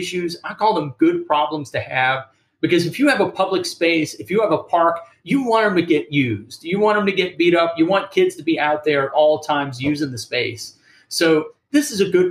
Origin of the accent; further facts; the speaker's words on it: Kenner, Louisiana, United States; now in Savannah, United States; when I was growing up in Kenner, Louisiana